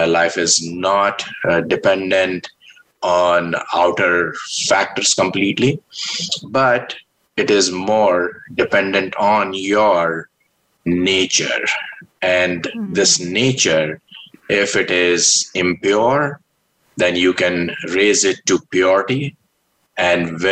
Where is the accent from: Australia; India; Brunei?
India; moved away; I was born in India